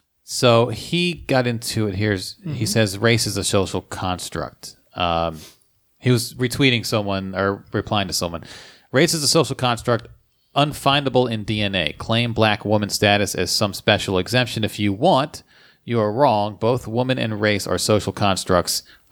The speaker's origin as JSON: {"language": "English", "town": "Camden", "region": "New Jersey", "country": "United States", "said": "I'm also from Camden, New Jersey."}